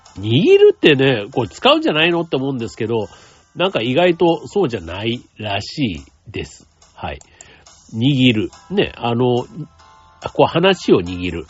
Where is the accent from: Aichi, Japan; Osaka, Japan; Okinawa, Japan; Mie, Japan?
Osaka, Japan; moved away; 大阪はね、僕が出身の町でもある